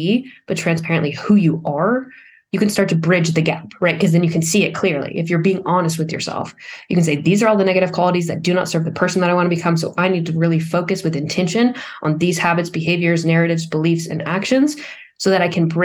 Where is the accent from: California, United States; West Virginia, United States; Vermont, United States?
Vermont, United States; I was from Vermont